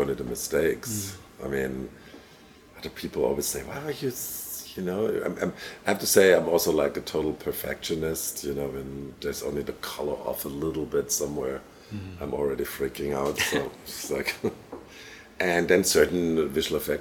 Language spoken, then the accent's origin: English; Germany; moved away; I grew up in Germany